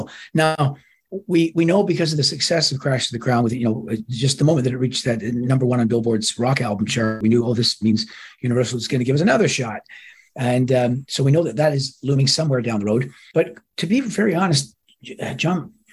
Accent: Toronto, Ontario, Canada; my hometown, Toronto.

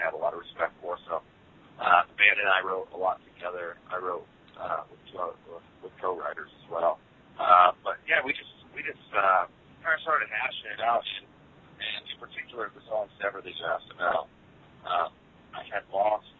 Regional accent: Sandpoint, Idaho, United States; moved away as an adult; now in Nashville, United States; we're originally from Idaho, believe it or not, like middle of nowhere.

